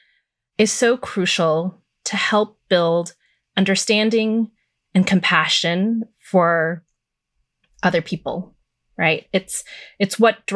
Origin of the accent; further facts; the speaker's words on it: Chicago, Illinois, United States; I was born and raised in the South Side of Chicago